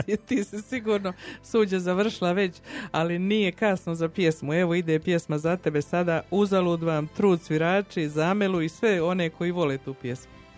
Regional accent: Herzegovina, Bosnia & Herzegovina; now in Calgary, Canada; ja Hercegovka

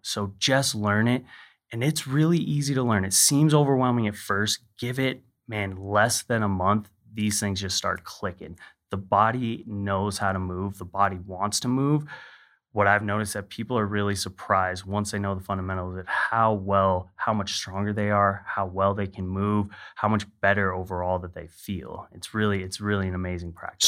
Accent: Hawaii, United States; I grew up in Hawaii

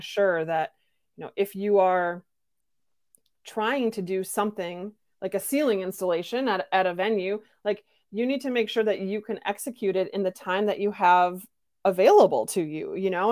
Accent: Midwestern United States, United States; I come from Midwestern United

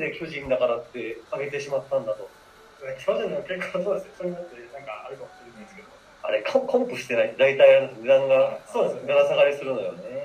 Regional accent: Kyoto, Japan; 俺京都出身で

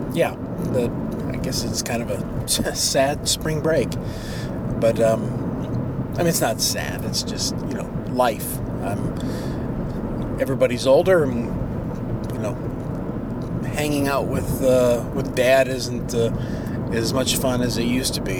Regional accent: Warsaw, Indiana, United States; located in the orthopedic capital of the world, which happens to be my hometown

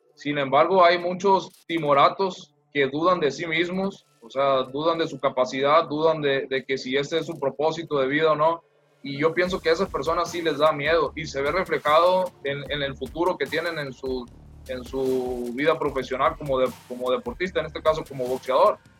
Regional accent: Culiacán, Sinaloa, Mexico; yo soy de acá de Culiacán, acá eh, eh, vivo, aquí es mi familia

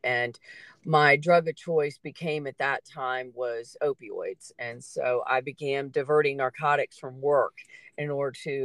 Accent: Charlottesville, Virginia, United States; also born or lived in Dyke, Virginia; I was born here. Both my parents were born here. I grew up in Charlottesville, and then we moved to a farm in 1980 out in Dyke, Virginia

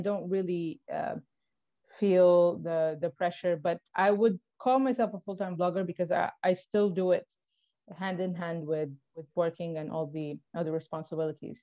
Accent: Tripoli, Libya; moved away; I was born and raised in Tripoli.

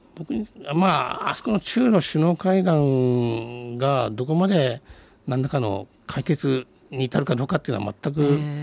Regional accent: Fukuoka, Japan; moved away as an adult; also born or lived in Washington; 福岡生まれの福岡育ち

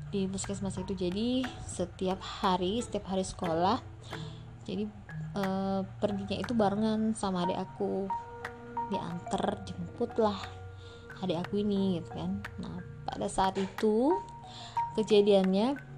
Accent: Palembang, South Sumatra, Indonesia; now in South Bangka, Indonesia; kita kan kecilnya di Palembang sampai sekarang di Palembang cuman uh, rumah orang tuh juga di pasti di Palembang cuman kita sekarang sudah merantau ya adik aku sendiri di Purwakarta aku di Bangka Selatan

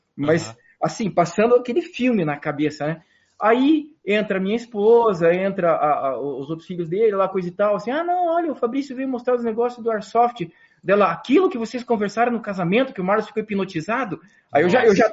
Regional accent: Curitiba, Paraná, Brazil; moved away as an adult; also born or lived in interior of São Paulo; now in Curitiba, Brazil; eu saí de Curitiba

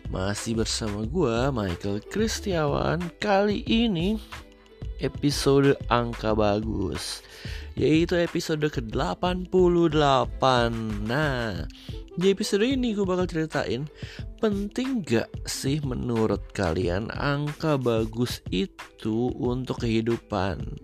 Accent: Purbalingga, Central Java, Indonesia; Dan ini nomor juga rumah orang tua gue waktu kecil di Purbalingga.

